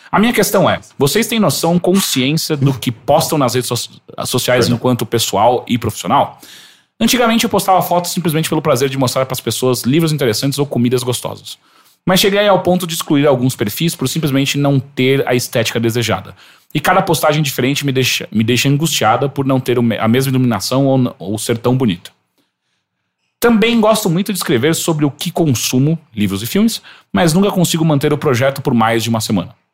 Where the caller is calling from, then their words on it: Foz do Iguaçu, Paraná, Brazil; Tenho 25 anos, sou de Foz do Iguaçu, Paraná e faço faculdade de publicidade e propaganda.